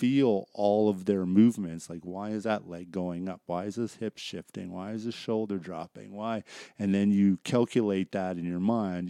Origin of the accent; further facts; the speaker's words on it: Surrey, British Columbia, Canada; growing up in Surreal, my high school friends and that are there